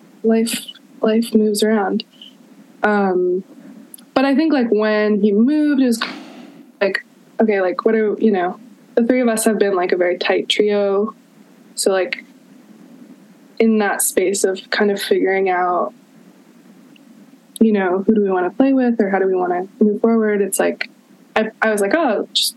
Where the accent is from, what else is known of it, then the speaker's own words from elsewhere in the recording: Boston, Massachusetts, United States; moved away as an adult; also born or lived in Oberlin, Ohio; now in Chicago, United States; I grew up in Boston, went to school in Ohio